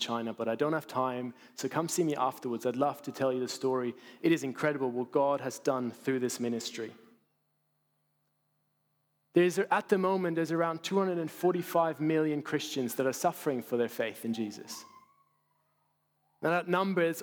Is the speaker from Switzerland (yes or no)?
yes; Basel, Basel-Stadt, Switzerland; my hometown in Basel, in Switzerland